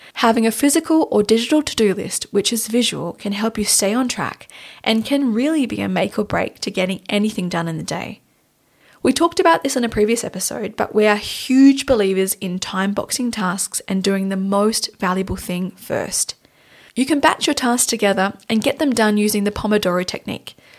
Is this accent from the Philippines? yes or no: no; Australia; now in Munich, Germany; Tanya and I are based in Munich, Germany, but we're originally, we're from Australia.